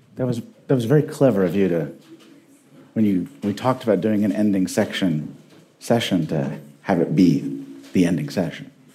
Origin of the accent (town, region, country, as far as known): Indianapolis, Indiana, United States; born or raised there